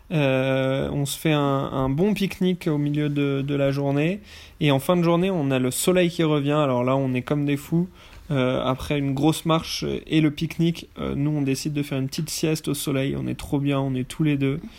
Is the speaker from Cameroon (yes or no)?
no; France; ça nous a beaucoup énervé en tant que Français